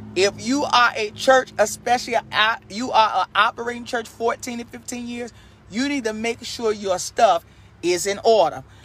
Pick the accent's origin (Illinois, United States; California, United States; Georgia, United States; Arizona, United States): Illinois, United States; Chicago; also born or lived in Texas; now in Carolina, United States; I'm originally from Chicago, but I lived in Texas 12 years, and now I'm in Carolina.